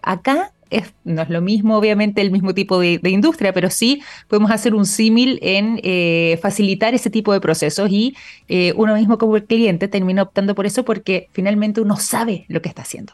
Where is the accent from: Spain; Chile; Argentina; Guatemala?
Chile; nosotros también como chilenos